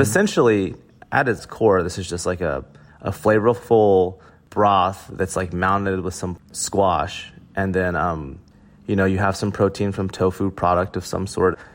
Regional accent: Oklahoma, United States; growing up in Oklahoma

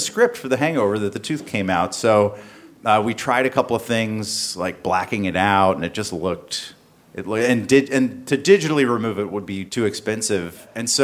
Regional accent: the South, United States; I grew up in the South

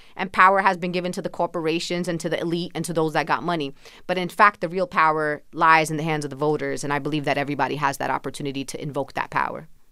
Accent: New York City, New York, United States; I was born and raised in Sunset Park, Brooklyn, a predominantly Latino community.

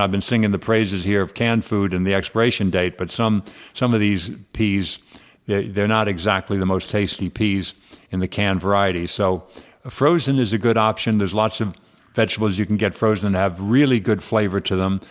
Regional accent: San Fernando Valley, California, United States; I grew up in the San Fernando Valley

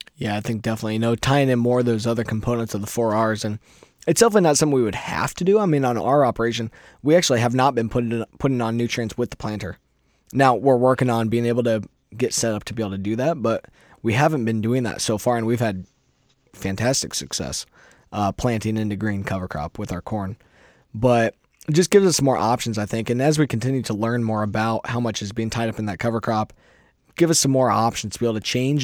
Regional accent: Iowa, United States; I'm a farmer from Iowa.

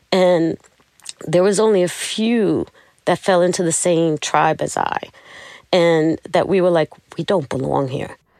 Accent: New York City, New York, United States; moved away; I'm from Brooklyn

